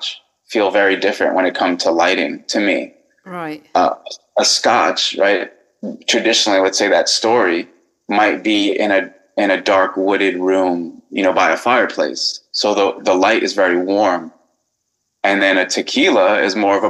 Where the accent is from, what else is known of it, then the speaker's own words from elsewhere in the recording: New York City, New York, United States; I'm from Queens, New York